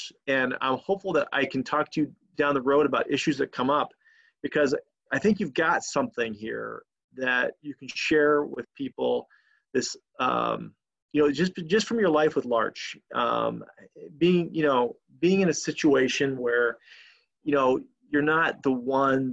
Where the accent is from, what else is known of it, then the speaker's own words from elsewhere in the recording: Yakima, Washington, United States; I grew up in Washington State in a little town called Yakima